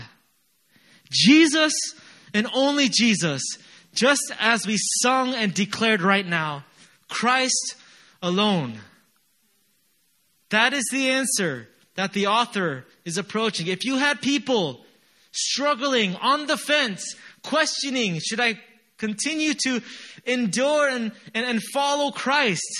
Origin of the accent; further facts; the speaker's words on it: United States; moved away; I'm from America